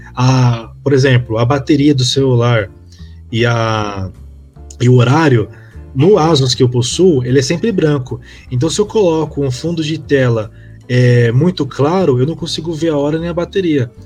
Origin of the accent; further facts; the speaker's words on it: Brazil; Eu como brasileiro